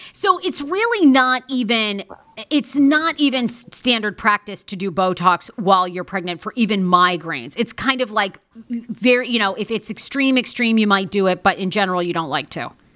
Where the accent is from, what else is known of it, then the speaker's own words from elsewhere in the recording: Maine, United States; moved away; I grew up in Maine with a bunch of rednecks that look like this.